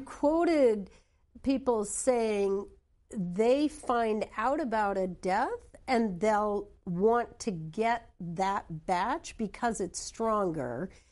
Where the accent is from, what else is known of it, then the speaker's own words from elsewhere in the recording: New Hampshire, United States; I come from New Hampshire